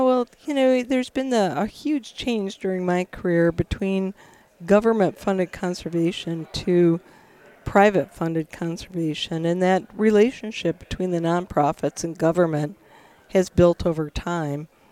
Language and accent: English; Michigan, United States; I'm I'm from Michigan, was raised there